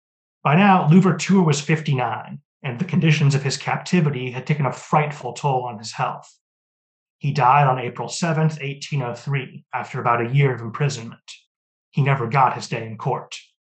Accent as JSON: {"language": "English", "town": "Seattle", "region": "Washington", "country": "United States", "said": "I'm from Seattle."}